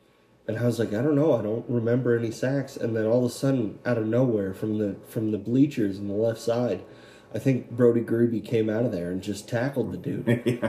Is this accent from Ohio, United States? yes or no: no; Billings, Montana, United States; You're from my hometown of Billings, Montana. I never met you. I think I moved out of Billings before you were growing up.